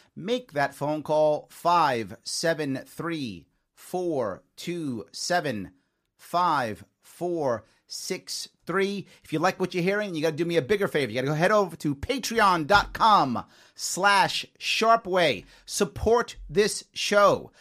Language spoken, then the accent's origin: English; New York City, New York, United States; also born or lived in Long Island, New York / Queens, New York; I was raised in the Bronx. But as a teenager, I was on Long Island